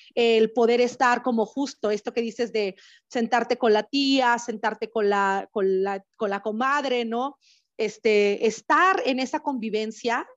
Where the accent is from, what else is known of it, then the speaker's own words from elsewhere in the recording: Oaxaca, Mexico; moved away; zapoteca originaria de la ciudad de Oaxaca